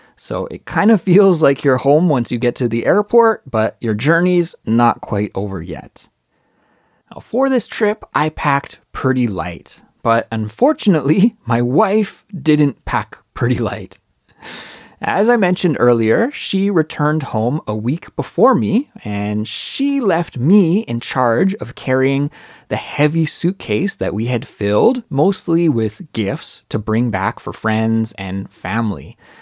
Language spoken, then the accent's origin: English; Kelowna, British Columbia, Canada; moved away as an adult; now in Seoul, South Korea; my brother's house in Kelowna, British Columbia, my hometown